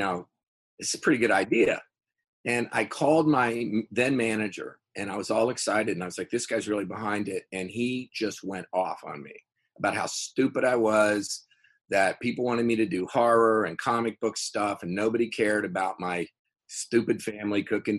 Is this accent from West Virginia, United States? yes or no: yes; Fairmont, West Virginia, United States; also born or lived in California; we started the Feast of Seven Fishes Festival in my hometown, Fairmont, West Virginia